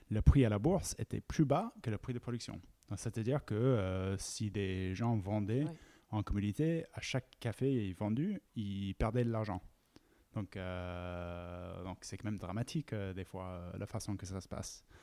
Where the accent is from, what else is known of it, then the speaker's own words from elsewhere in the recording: United States; French is a second language; also born or lived in United Kingdom; à la base, je suis américain et anglais et, j'ai tombé dans les cafés quand je faisais mes études aux États-Unis.